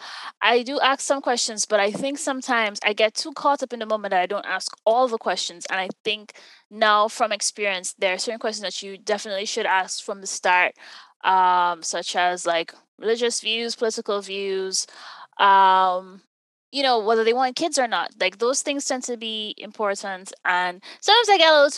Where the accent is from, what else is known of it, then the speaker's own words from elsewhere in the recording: Jamaica; I'm from Jamaica. That's in the Caribbean.